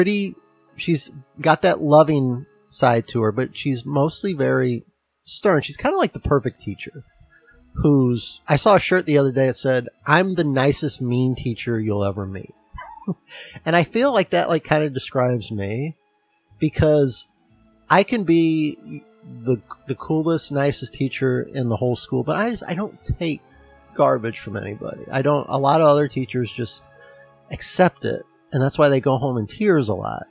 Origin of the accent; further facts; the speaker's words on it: United States; as an American